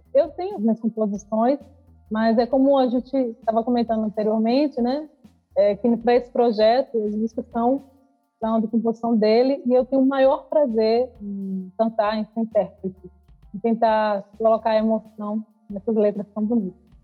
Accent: João Pessoa, Paraíba, Brazil; eu nasci em João Pessoa, na Paraíba, no extremo oriental lá das Américas

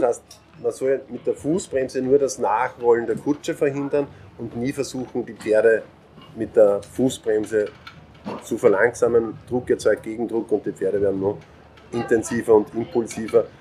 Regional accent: Mostviertel, Lower Austria, Austria; Bei uns zu Hause im Mostviertel ist immer leicht hügelig.

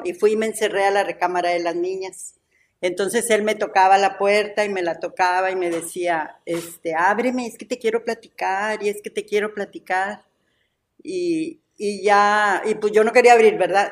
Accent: Ciudad Victoria, Tamaulipas, Mexico; Somos de Ciudad Victoria

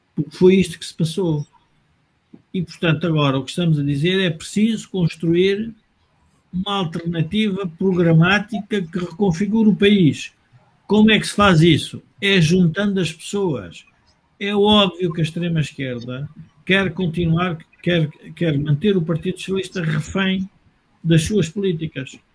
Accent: Portugal; Nós, como portugueses

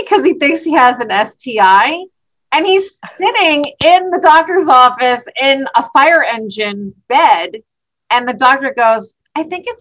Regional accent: New Jersey, United States; I'm a Jersey girl

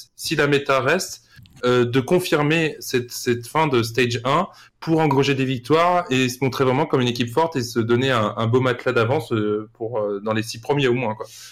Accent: France; en tant que Français

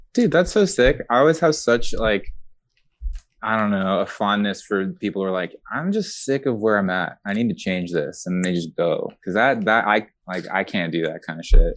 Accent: San Pedro, California, United States; also born or lived in Long Beach; I actually grew up in San Pedro for most of my life

